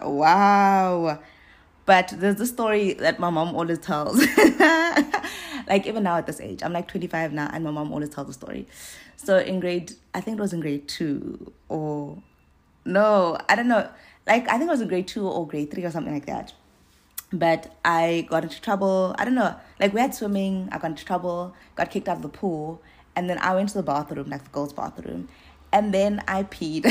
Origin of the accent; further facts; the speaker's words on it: East London, Eastern Cape, South Africa; I grew up in East London